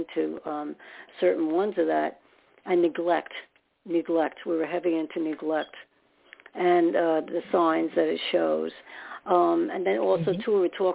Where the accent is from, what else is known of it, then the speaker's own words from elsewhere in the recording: New York City, New York, United States; I was more in Staten Island